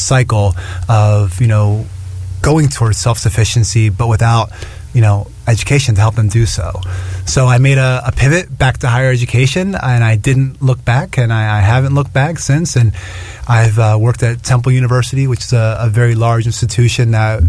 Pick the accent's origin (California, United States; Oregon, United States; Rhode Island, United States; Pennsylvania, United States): Pennsylvania, United States; Easton; moved away as an adult; also born or lived in Queens, New York / Nassau County, New York; now in New York, United States; I was born and raised in Pennsylvania, about an hour north of Philadelphia, about an hour west of New York